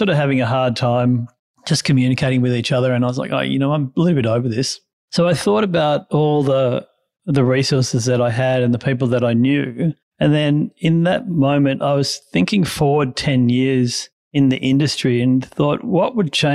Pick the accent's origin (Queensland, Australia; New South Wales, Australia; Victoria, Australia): Victoria, Australia; country; also born or lived in Canberra, Australian Capital Territory; I was born in Canberra and then our family moved to country Victoria